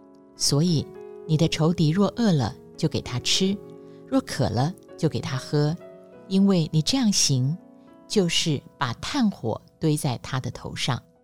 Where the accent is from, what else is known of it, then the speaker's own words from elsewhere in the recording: Taipei, Taiwan; 我们是出生在五零年代，那个小时候啊， 我们在台北的围墙上哦